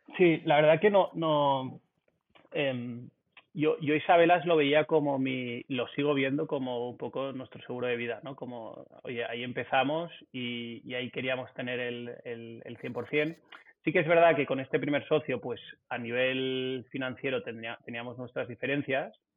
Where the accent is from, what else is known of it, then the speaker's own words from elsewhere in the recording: Barcelona, Catalonia, Spain; also born or lived in south of England; Vivo y nací en Barcelona